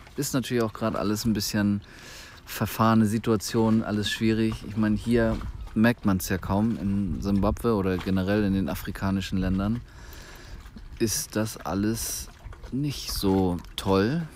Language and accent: German; Germany; wir hier als Deutsche